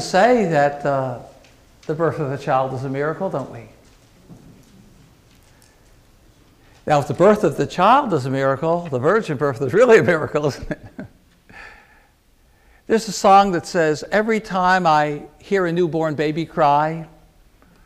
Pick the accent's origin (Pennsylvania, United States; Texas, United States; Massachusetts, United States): Pennsylvania, United States; Philadelphia; I was a teenager growing up in Philadelphia